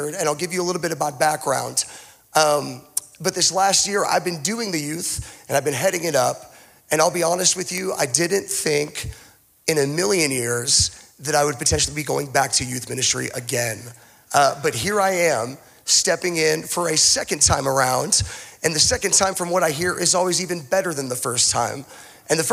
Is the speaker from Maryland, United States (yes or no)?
no; Boise, Idaho, United States; also born or lived in Tulsa, Oklahoma; I consider myself to be a Boise native. I technically was not born in Boise. I was born in Tulsa, Oklahoma, but I don't claim Tulsa.